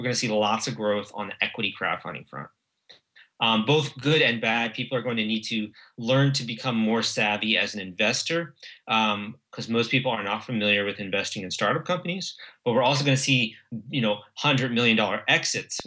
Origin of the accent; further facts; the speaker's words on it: United States; our country